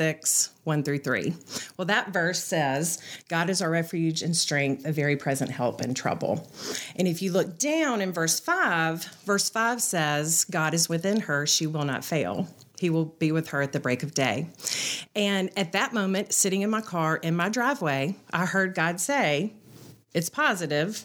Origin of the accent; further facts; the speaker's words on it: Birmingham, Alabama, United States; I grew up here in Birmingham